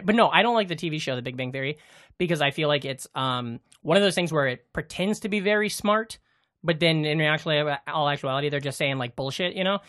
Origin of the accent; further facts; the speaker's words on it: Iowa, United States; we're from Iowa